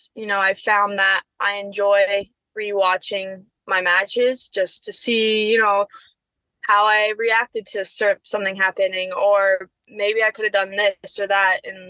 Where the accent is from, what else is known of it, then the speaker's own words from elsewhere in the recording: Cincinnati, Ohio, United States; You know, Cincinnati is my hometown, and I love that.